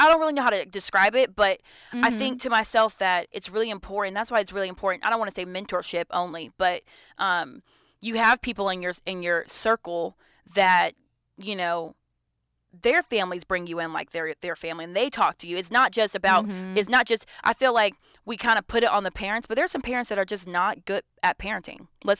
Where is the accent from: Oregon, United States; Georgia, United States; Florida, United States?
Georgia, United States; You know, I'm from Metro Atlanta, North Georgia area, like, you know, mm-hmm. Gwinnett County. That's where I grew up in.